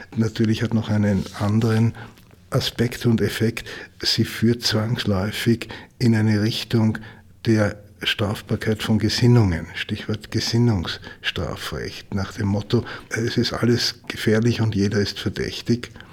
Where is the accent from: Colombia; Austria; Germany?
Austria; bei uns in Österreich